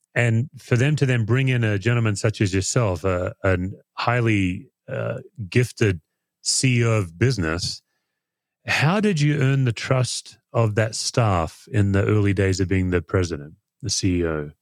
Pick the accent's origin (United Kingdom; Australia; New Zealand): Australia; as an Aussie